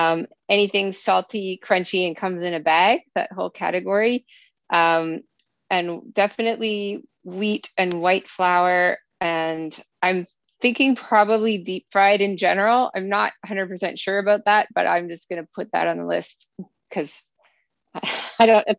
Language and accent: English; Vancouver, British Columbia, Canada; I'm from Vancouver in Canada.